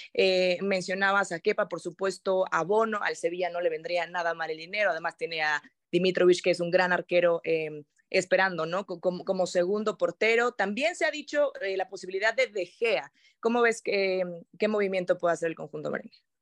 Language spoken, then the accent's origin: Spanish; Mexico; tres mexicanas en Jatra